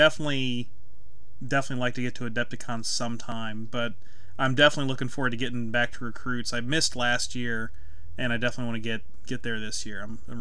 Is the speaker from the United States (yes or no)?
yes; Lee's Summit, Missouri, United States; we're both from the Kansas City area. You're just a little bit north of me in Independence. I went to high school in Lee Summit